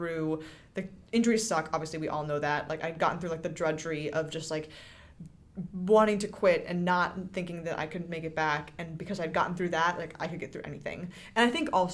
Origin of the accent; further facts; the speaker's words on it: California, United States; as an 800 meter runner growing up in California